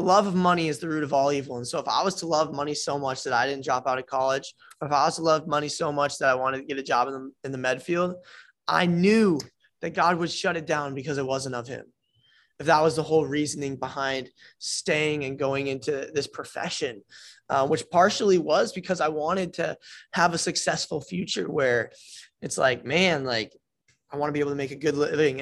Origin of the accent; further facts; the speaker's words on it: Iowa, United States; moved away as an adult; also born or lived in New Jersey; now in Florida, United States; I was born in Jersey, uh, moved to Iowa when I was four, grew up in Iowa my entire life, did elementary, middle